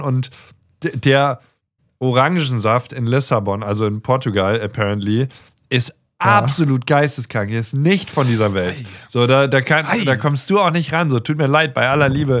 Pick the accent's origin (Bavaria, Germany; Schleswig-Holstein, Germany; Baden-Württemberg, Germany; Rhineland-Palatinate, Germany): Rhineland-Palatinate, Germany; Mainz area; moved away as an adult; also born or lived in Darmstadt / Stuttgart; wir sind in der Mainz-Ecke zur Schule gegangen